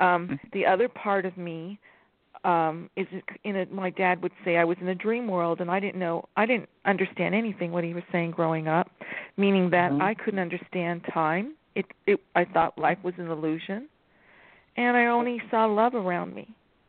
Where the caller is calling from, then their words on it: California, United States; California, Enchantress.